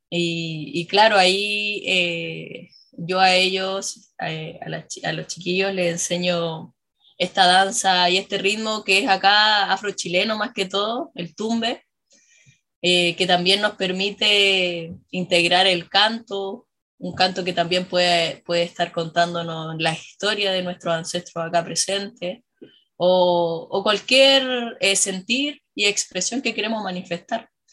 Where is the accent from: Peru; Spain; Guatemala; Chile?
Chile; La Serena, Coquimbo; yo nací en Serena, yo soy acá oriunda de, Serena, eh, crecí en, en, la entrada del Valle de quien quebrada Monarde